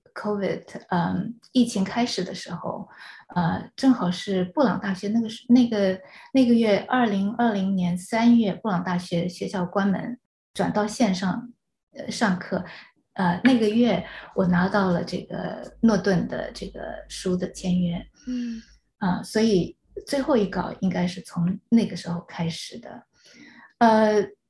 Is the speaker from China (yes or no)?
yes; China; first language Chinese; moved away as an adult; now in United States; 你知道我是大陆长大的，然嗯。后直接从大陆过来